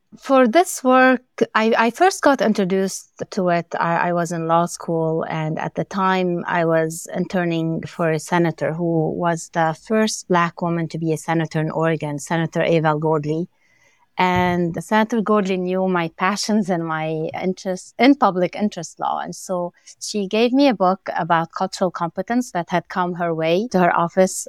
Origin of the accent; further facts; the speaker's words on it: Lebanon; moved away; growing up in Lebanon and, and coming as an immigrant with my family